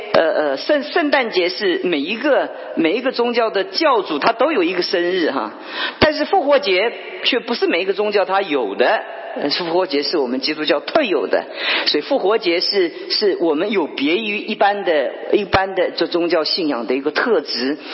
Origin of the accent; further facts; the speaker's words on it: China; moved away; 我们中国人